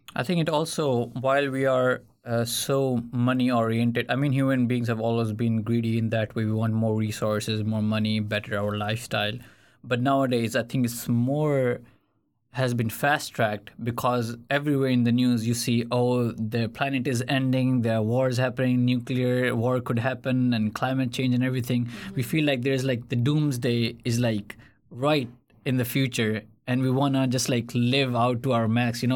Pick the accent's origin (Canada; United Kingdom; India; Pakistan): Pakistan; now in Sweden; I come from Pakistan.